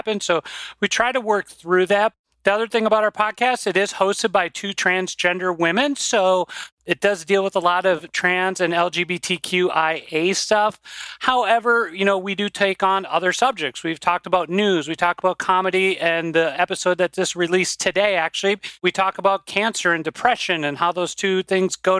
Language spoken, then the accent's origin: English; White Bear Lake, Minnesota, United States; accent: Minnesota; now in Rochester, United States; I grew up originally in White Bear Lake, Minnesota